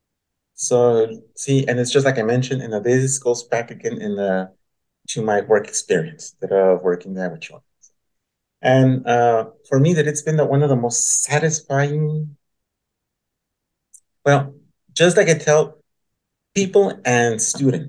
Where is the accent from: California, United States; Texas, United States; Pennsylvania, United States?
Texas, United States; El Paso; moved away; I was born and raised in El Paso, Texas